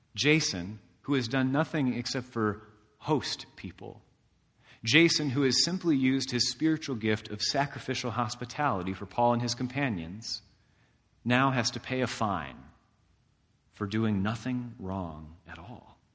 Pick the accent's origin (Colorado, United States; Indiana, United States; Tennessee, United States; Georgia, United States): Indiana, United States; DeMotte; DeMott, Indiana, in my hometown